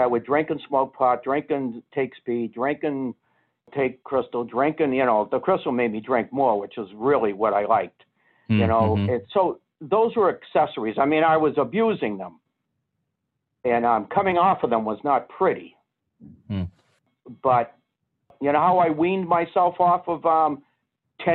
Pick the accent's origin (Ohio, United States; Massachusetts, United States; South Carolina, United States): Massachusetts, United States; Boston; I was being from Boston